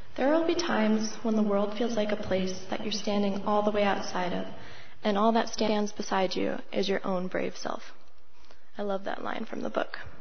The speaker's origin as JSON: {"language": "English", "town": "Longmont", "region": "Colorado", "country": "United States", "tie": "born or raised there", "also_born_or_lived": "Grand Junction", "said": "I was born and raised here in Longmont"}